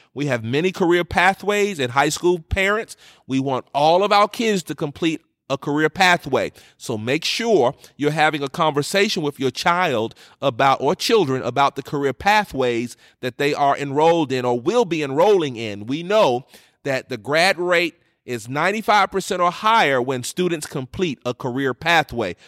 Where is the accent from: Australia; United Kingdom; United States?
United States; New York; moved away; growing up in New York